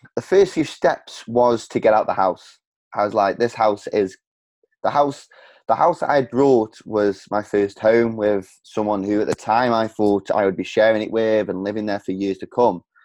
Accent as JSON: {"language": "English", "town": "Stoke-on-Trent", "region": "West Midlands", "country": "United Kingdom", "tie": "born or raised there", "said": "my hometown of Stoke on Trent"}